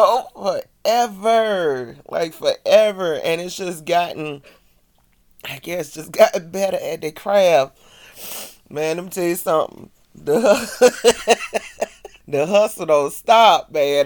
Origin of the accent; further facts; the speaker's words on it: the South, United States; I'm from the South